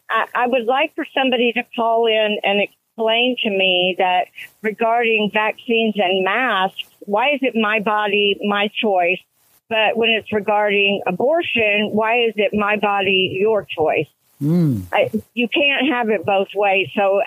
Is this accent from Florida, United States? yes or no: no; Houston, Texas, United States; live in a little bitty town. I'm 160 miles northeast of Houston, which is what I'm driving to. We were born and raised in Houston